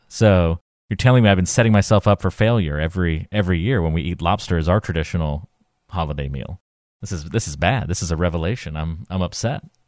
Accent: North Carolina, United States; I grew up in North Carolina, but my parents are, uh, are from New Jersey

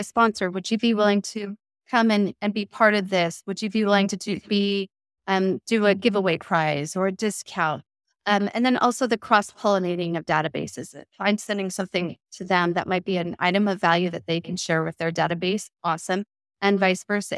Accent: Westland, Oregon, United States; selling real estate in my hometown of Westland

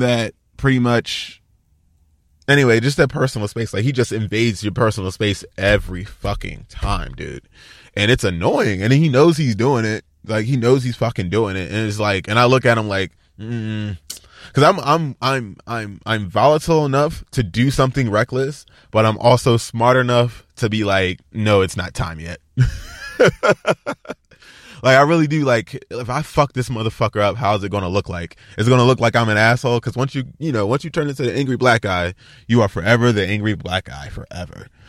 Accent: Baltimore, Maryland, United States; now in Los Angeles area, United States; I'm from Baltimore

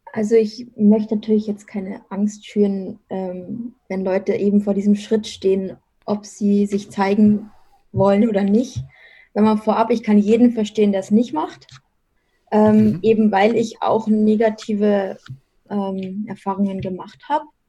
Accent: Munich area, Bavaria, Germany; now in Munich, Germany; komme gebürtig aus dem Münchner Umland

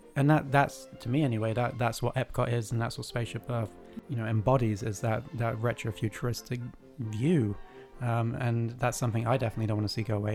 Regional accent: United Kingdom; I am British

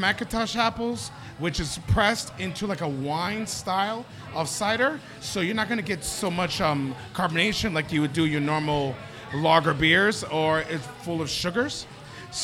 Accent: New York City, New York, United States; also born or lived in Santo Domingo, Dominican Republic; I'm a Queens boy.

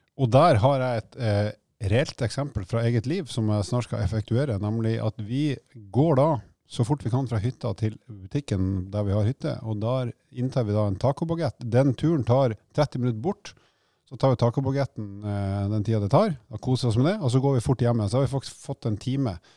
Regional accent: Bodø, Nordland, Norway; moved away; jeg kommer fra Nord-Norge

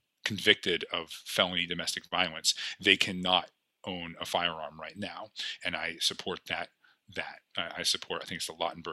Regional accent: Cordova, Alaska, United States; also born or lived in Eagle, Alaska / Anchorage, Alaska; I grew up in Cordova. Until I was 7, I lived in Eagle, which is a small town on the Yukon. And then I went to high school in Cordova.

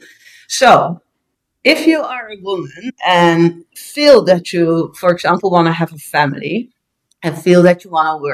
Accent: Curaçao; now in Netherlands; I'm born and raised in Curaçao

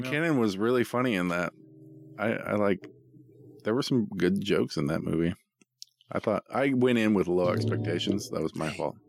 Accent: Boring, Oregon, United States; I grew up in Boring

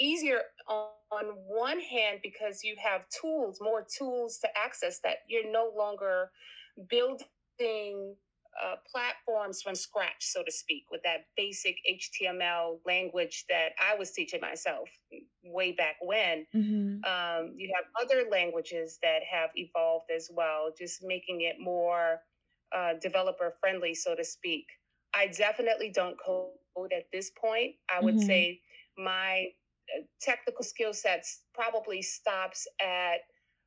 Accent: New Orleans, Louisiana, United States; native New Orleanian, and I think that I should share that I'm first generation here.

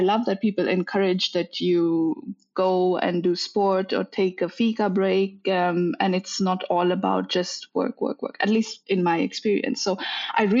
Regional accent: India; moved away as an adult; also born or lived in Netherlands; now in Linköping, Sweden; I'm born and raised in India, but I've been living abroad since 2012.

